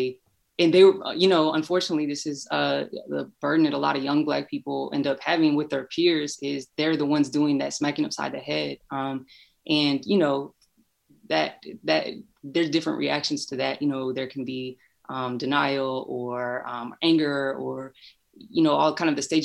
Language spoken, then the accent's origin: English; Louisville, Kentucky, United States; moved away as an adult; also born or lived in Chicago; I'm from Louisville, Kentucky. I live here now, but I spent a long time in Chicago for school. And, you know, growing up in a city like Louisville